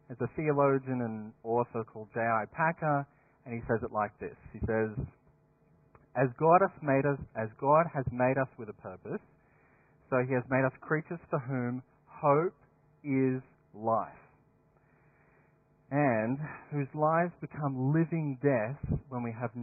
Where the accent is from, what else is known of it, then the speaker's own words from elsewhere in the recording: Dapto, New South Wales, Australia; Back in my hometown, there are two very different schools. There's Dapto, sunny Dapto High